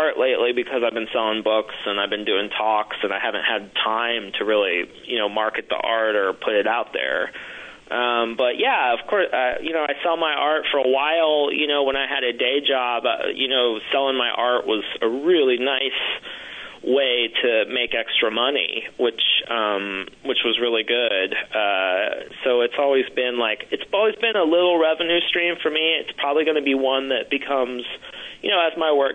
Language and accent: English; Ohio, United States; moved away as an adult; now in Austin, United States; I was born in Ohio, went to school in Ohio. I moved to Texas by accident